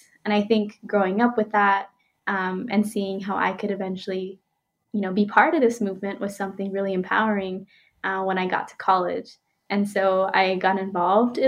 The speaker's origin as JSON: {"language": "English", "town": "Phoenix", "region": "Arizona", "country": "United States", "tie": "born or raised there", "said": "I grew up in Arizona, in the west side of Phoenix"}